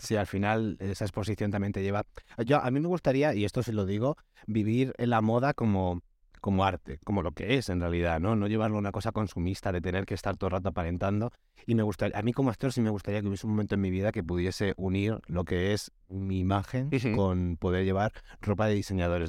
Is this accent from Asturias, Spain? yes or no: no; Almería, Andalusia, Spain; yo soy un actor millennial de Almería